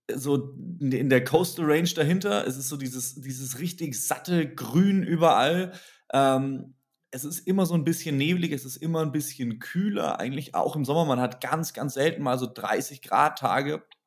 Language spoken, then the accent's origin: German; Germany; als Deutsche